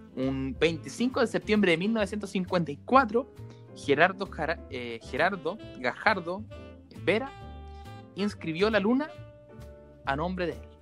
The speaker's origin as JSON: {"language": "Spanish", "town": "Maipú", "region": "Santiago Metropolitan Region", "country": "Chile", "said": "nosotros somos de Maipú"}